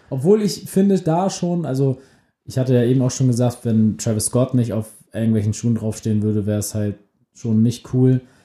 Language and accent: German; Germany; wir sind beide aus der Nähe von Hamburg